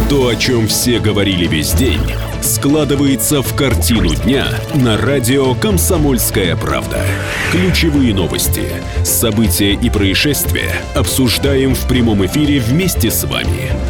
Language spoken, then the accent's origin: Russian; Far East, Russia; я сам с Дальнего Востока здесь по делам нахожусь в Москве у вас.